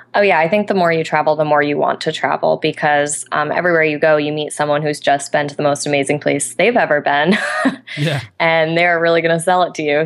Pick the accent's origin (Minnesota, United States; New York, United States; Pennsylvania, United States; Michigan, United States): New York, United States; Albany; moved away; in my hometown of Albany, New York at the moment.